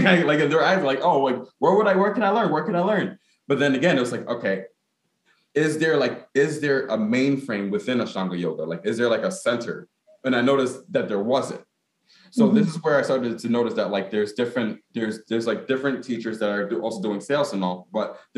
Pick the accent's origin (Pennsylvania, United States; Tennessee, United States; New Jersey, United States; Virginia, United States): New Jersey, United States; Newark; as a Ghanaian American, in the sense that I was born in Newark, because my mom and my dad were born in Ghana